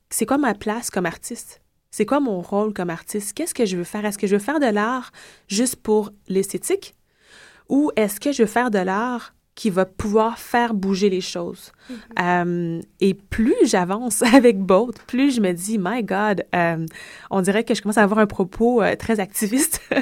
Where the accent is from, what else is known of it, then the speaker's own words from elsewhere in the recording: Quebec, Canada; born there; je suis née au Québec depuis de multiples générations